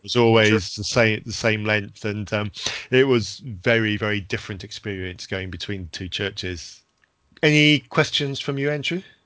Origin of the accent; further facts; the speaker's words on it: Zambia; when I was growing up in Zambia